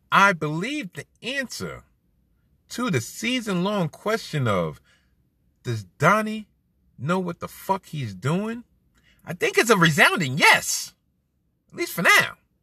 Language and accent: English; New York, United States; I'm a New Yorker